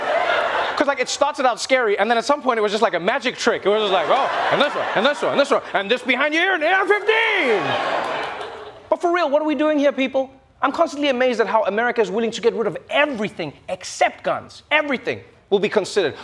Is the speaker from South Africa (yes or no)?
yes; South Africa; I'm South African